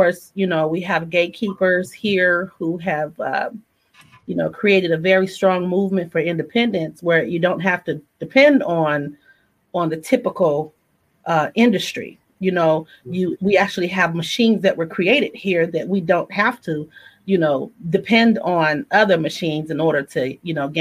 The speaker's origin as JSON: {"language": "English", "area": "the Bay Area", "region": "California", "country": "United States", "tie": "born or raised there"}